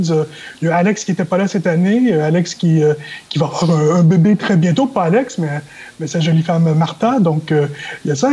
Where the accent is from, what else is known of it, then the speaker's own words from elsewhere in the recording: Canada; now in Las Vegas, United States; en tant que Canadien